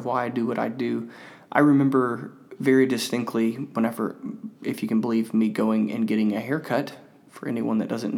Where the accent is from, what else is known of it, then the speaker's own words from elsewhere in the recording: Mississippi, United States; I was from Mississippi